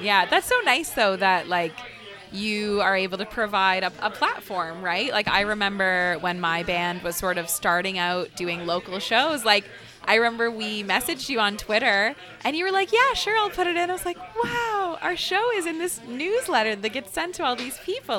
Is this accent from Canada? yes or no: yes; Waterloo, Ontario, Canada; I grew up in Uptown Waterloo, so, or like close to Uptown Waterloo